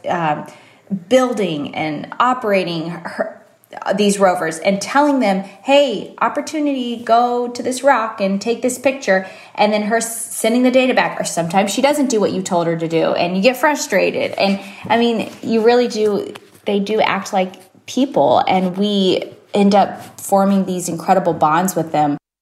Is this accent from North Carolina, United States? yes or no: no; Fredericksburg, Texas, United States; Growing up in Fredericksburg, Texas